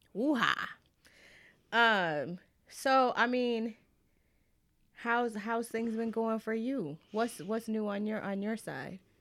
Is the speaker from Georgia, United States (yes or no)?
yes; Atlanta, Georgia, United States; I grew up in Atlanta